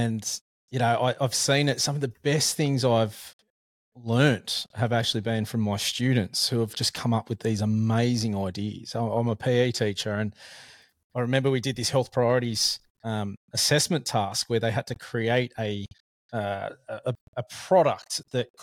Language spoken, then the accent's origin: English; Sydney, New South Wales, Australia; I'm from Sydney